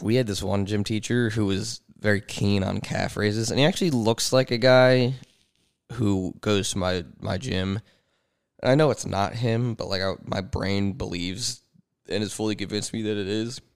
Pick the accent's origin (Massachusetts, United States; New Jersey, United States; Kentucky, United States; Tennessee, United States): New Jersey, United States; moved away; I'm from Jersey